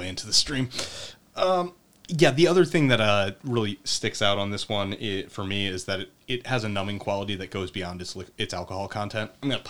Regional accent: Pennsylvania Dutch country, United States; I'm from Pennsylvania Dutch country.

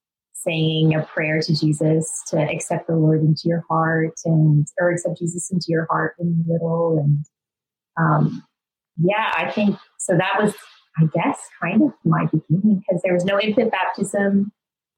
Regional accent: Northern Alberta, Canada; I grew up in Northern Alberta, which in just like this tiny little town.

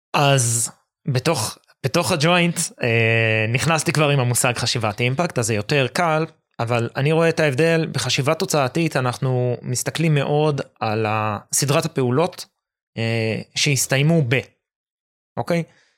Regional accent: Jerusalem, Jerusalem District, Israel; אני ירושלמי

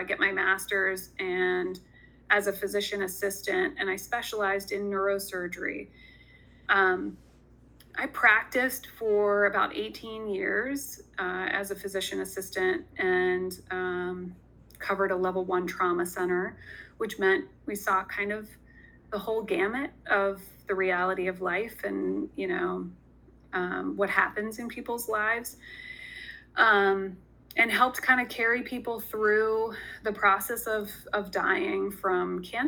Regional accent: Sussex County, Delaware, United States; I grew up in Sussex County. I graduated from Indian River High School

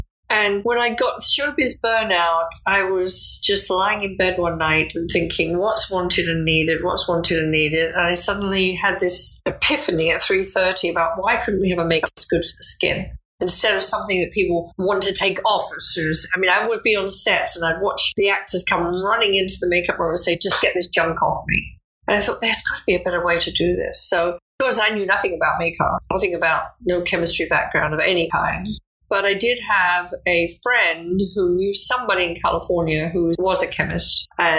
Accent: England, United Kingdom; moved away as an adult; I started out as a secretary in New York because I came over from England as a secretary.

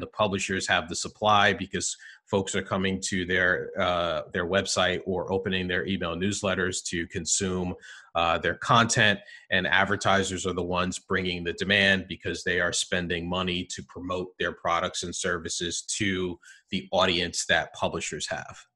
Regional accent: New Jersey, United States; I'm a Jersey guy, born and raised in, in New Jersey

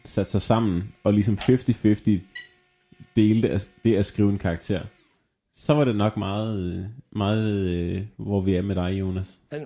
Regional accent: Southern Jutland, Southern Denmark, Denmark; moved away; jeg er jo fra Sønderjylland

